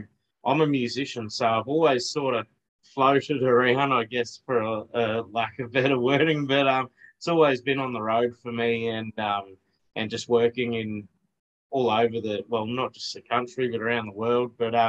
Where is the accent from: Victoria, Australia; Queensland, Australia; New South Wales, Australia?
Queensland, Australia; Southeast; also born or lived in New Zealand; Well, we're both from Southeast Queensland. Well, grew up here anyway. We just recently spent the last sort of 2 years in New Zealand.